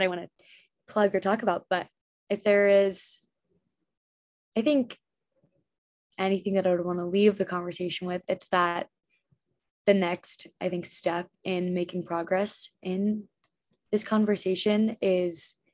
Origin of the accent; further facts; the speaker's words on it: Ridgewood, New Jersey, United States; I grew up in Ridgewood, which is like a huge lacrosse town.